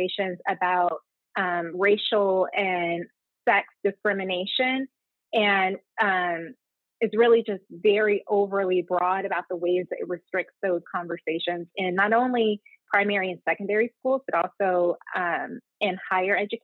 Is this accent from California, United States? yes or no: no; Little Rock, Arkansas, United States; moved away as an adult; also born or lived in Nashville, Tennessee / Atlanta, Georgia / Cambridge, Massachusetts; I grew up in Little Rock, Arkansas